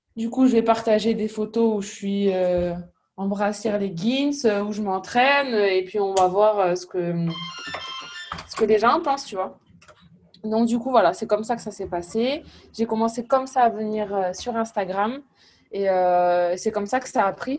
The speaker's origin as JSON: {"language": "French", "town": "Toulouse", "region": "Occitania", "country": "France", "tie": "born or raised there", "also_born_or_lived": "Cahors", "moved": "yes", "lives_now": "London, United Kingdom", "said": "J'ai un accent. je viens de Toulouse. J'ai grandi à Toulouse."}